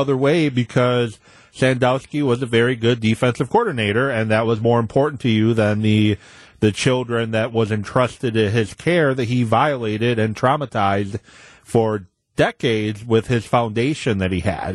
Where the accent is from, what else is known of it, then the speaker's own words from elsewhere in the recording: Madison, Wisconsin, United States; growing up in Madison